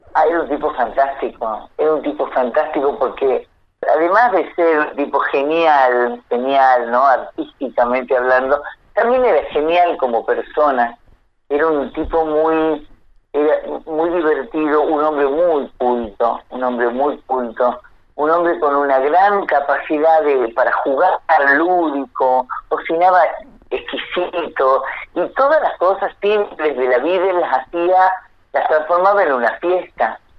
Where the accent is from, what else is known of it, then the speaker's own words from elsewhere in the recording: Salta, Argentina; moved away; yo soy de Salta, nací allá